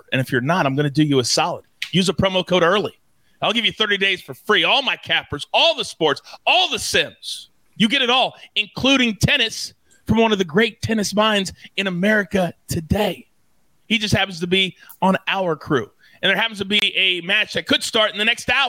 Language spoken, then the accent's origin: English; Kansas, United States; moved away; I always go back to see my parents who, as many of you know, I grew up in Kansas